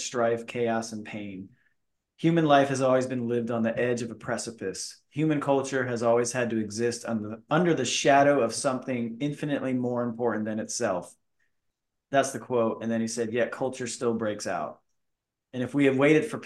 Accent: Florida, United States; I'm from Florida. Like, I've seen palm trees my whole life

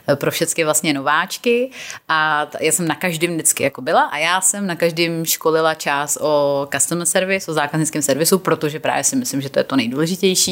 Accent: Czechia; moved away as an adult; also born or lived in England; když jsem tenkrát odjela jako z Čech

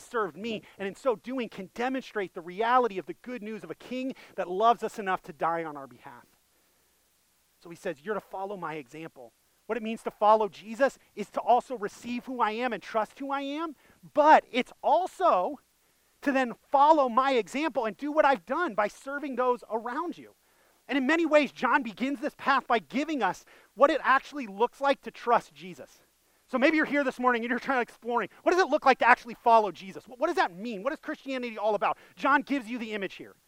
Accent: Northeast Ohio, United States; moved away; I'm originally from Northeast Ohio

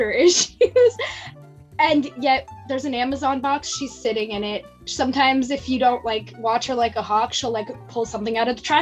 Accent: Ontario, Canada; moved away as an adult; also born or lived in Nova Scotia; now in Texas, United States; I'm from Ontario

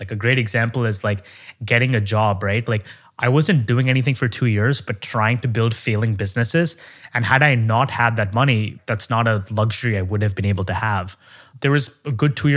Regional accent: Oman; moved away as an adult; now in United States; I grew up in Oman, the Middle East.

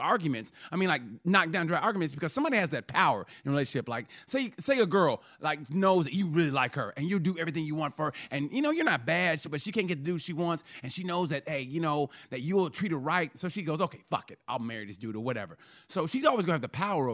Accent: Oklahoma, United States; I grew up in Oklahoma

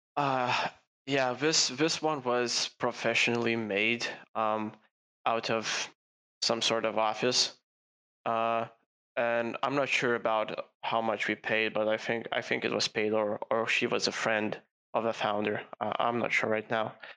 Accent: Lithuania; start an agency in my home country, Lithuania

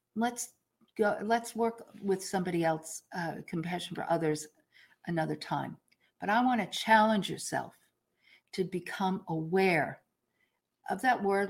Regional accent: New York, United States; I'm a New Yorker

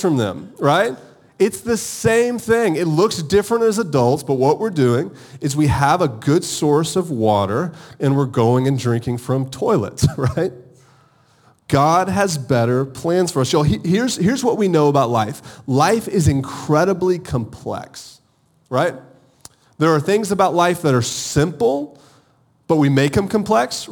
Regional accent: Augusta, Georgia, United States; moved away; also born or lived in Charleston, South Carolina; I'm from Augusta, Georgia.

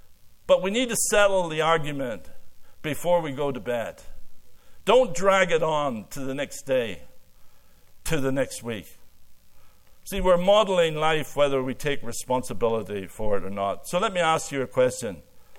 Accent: Ireland; now in Canada; I came from Ireland and married a fifth-generation Canadian.

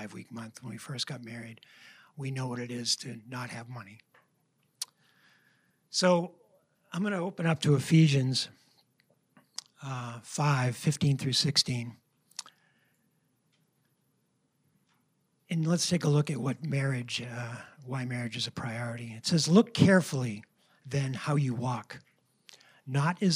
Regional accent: New Hampshire, United States; we're both from New Hampshire

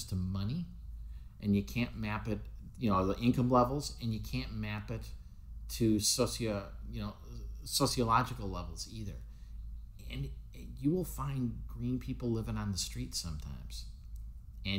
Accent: United States; I'm not British, I'm American

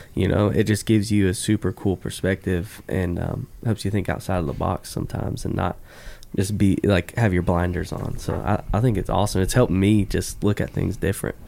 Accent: Florida, United States; I grew up in Florida

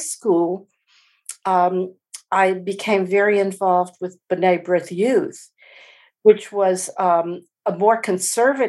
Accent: New Orleans, Louisiana, United States; I grew up Jewish in New Orleans

